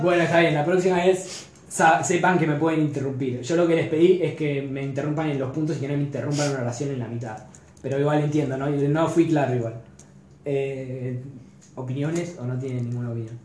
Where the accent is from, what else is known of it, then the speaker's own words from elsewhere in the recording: Argentina; como católico, como latinoamérico, latinoamericano y como argentino